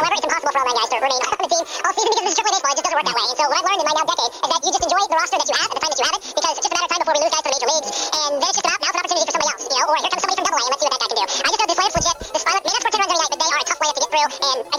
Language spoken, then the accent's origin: English; near Oakland, California, United States; now in Albuquerque, United States; I grew up near Oakland. I was a diehard A's fan. We had season tickets as a kid.